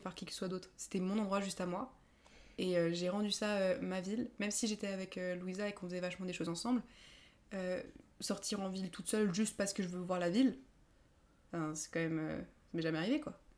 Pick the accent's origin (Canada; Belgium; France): France; also born or lived in Edinburgh, United Kingdom; De France